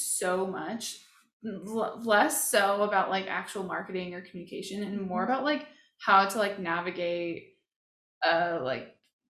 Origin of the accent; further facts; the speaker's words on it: Colorado Springs, Colorado, United States; now in Salt Lake City, United States; I was born in Colorado Springs. Colorado.